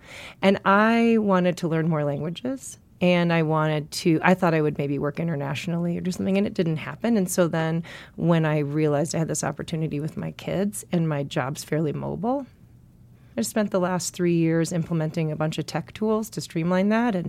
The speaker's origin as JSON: {"language": "English", "town": "Milwaukee", "region": "Wisconsin", "country": "United States", "tie": "born or raised there", "said": "In Milwaukee."}